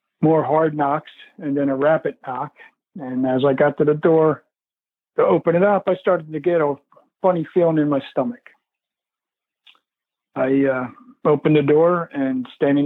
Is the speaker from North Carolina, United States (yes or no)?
no; Philadelphia, Pennsylvania, United States; moved away as an adult; also born or lived in Downingtown, Pennsylvania; now in Florida, United States; I grew up in the Philadelphia area.